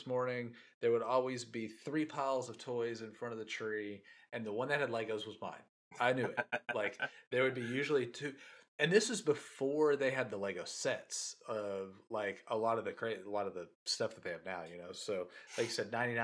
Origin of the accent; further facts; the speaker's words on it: Chandler or Brownsboro, Texas, United States; we were growing up in Chandler or Brownsboro